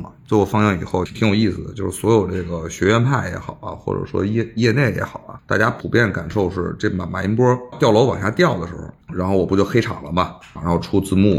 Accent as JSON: {"language": "Chinese", "region": "Beijing", "country": "China", "tie": "born or raised there", "said": "认为我是一个纯正意义上北京人。对吧？因为因为人家北京人其实最纯正的，其实在南城嘛。我还是叫新北京人这一代吧，我还是就是大院长大的嘛。"}